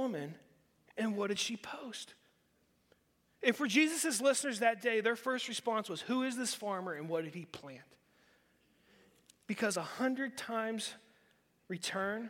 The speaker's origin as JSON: {"language": "English", "region": "Western Pennsylvania", "country": "United States", "tie": "born or raised there", "said": "Growing up in Western PA, you think of rocky ground"}